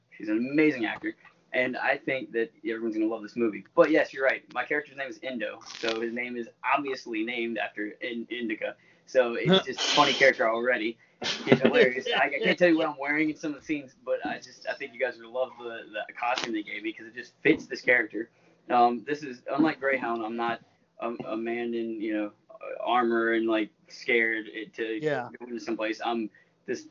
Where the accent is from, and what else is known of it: Baton Rouge, Louisiana, United States; born or raised there